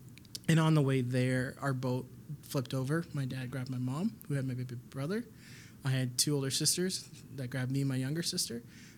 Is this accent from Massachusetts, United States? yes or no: no; Mankato, Minnesota, United States; moved away; also born or lived in Somalia; So we got there when I was 9, moved to Mankato when I was about 14.